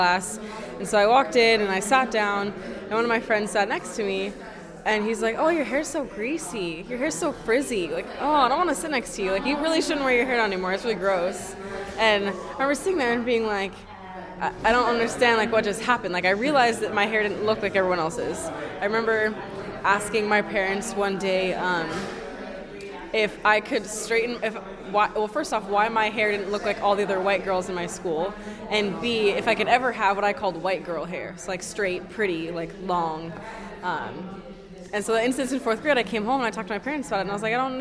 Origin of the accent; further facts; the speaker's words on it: Redmond, Washington, United States; I grew up in Redmond, which is on the east side in Washington